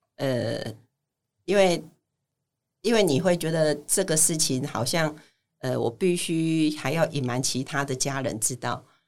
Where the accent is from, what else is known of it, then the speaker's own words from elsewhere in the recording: Taipei, Taiwan; 大家好，